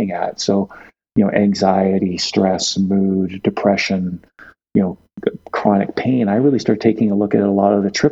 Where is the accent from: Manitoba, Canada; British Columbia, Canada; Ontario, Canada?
British Columbia, Canada; Victoria; I grew up in Victoria on Vancouver Island